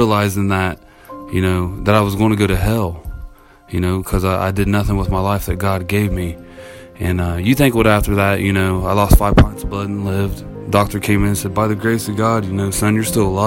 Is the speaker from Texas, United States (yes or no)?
no; Chillicothe, Ohio, United States; I'm from Chillicothe, Ohio